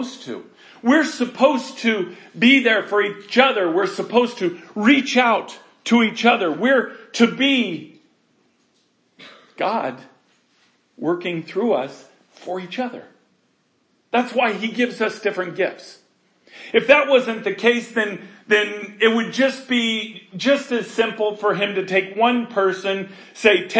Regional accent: United States; we were raised in America

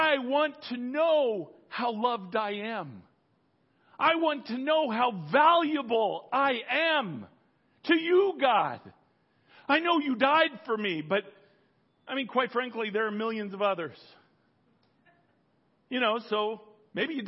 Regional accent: Colorado, United States; I grew up in Colorado

